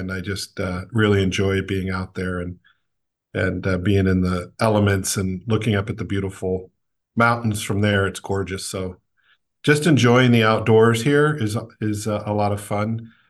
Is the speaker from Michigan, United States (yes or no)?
no; Whidbey Island, Washington, United States; also born or lived in New York; I was actually born in upstate New York. And then my family moved out to Whidbey Island, Washington, when I was young, probably 4 or 5.